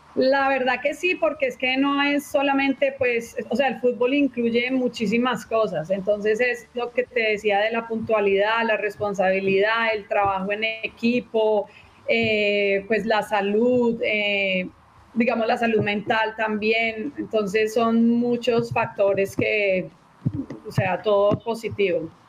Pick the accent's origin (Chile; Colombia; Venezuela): Colombia; now in Texas, United States; como crecí en Colombia, el fútbol allá es una pasión